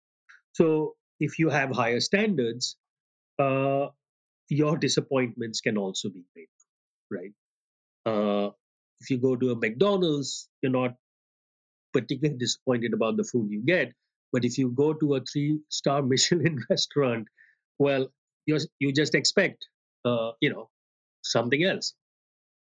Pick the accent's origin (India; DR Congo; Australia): India; now in Philadelphia, United States; I'm clearly like from India